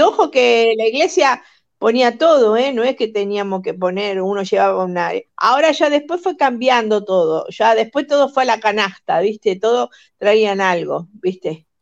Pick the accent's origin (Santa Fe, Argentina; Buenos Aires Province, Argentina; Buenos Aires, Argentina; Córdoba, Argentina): Santa Fe, Argentina; Rosario; moved away; also born or lived in Utah; de donde soy yo en Rosario